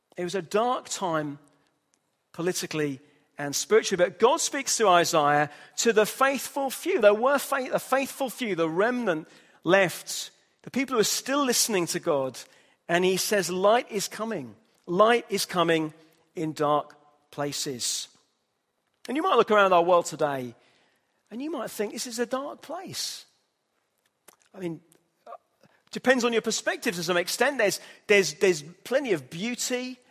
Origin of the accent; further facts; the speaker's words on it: Hull, Yorkshire and the Humber, United Kingdom; moved away; I'm from Hull, in the north of England